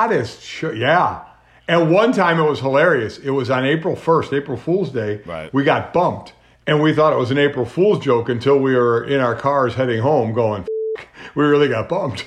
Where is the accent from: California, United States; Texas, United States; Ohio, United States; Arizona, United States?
Ohio, United States; Cleveland; I was born and raised in Cleveland